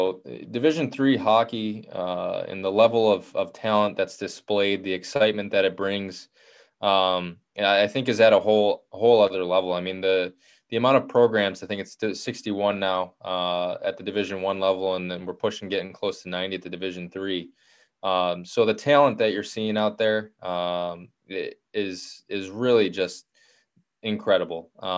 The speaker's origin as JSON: {"language": "English", "region": "New York", "country": "United States", "tie": "born or raised there", "said": "Yeah, I mean, for me, I'm a Western New Yorker, born and raised. You know, I grew up outside of Rochester and to two parents from Buffalo."}